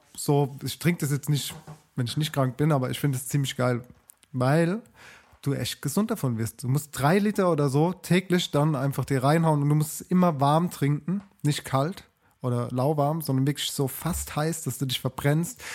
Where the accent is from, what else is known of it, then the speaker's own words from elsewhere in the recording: Germany; now in Mannheim, Germany; bei uns in Deutschland